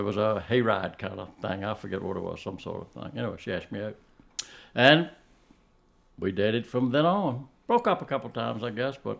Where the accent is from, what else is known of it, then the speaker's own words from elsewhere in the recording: Ashland, Virginia, United States; I was born literally in Ashland. Most everybody else in my generation was born in the hospital in Richmond. I was born at home in Ashland.